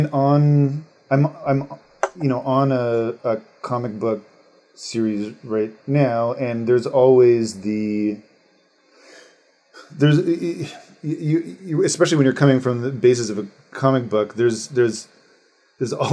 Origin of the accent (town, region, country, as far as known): Canada